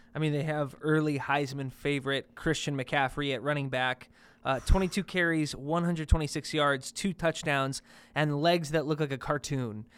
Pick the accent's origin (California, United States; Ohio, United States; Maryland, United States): Ohio, United States; Cleveland; my hometown, Cleveland